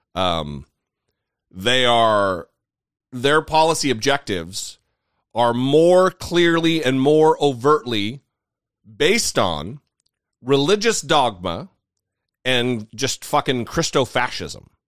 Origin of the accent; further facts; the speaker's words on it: northern Idaho, United States; also born or lived in Southern California; now in Washington, DC, United States; I'm I'm from northern Idaho